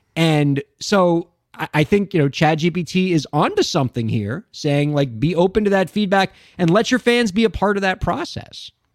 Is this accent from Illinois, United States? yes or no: no; Miami, Florida, United States; a fellow Miamian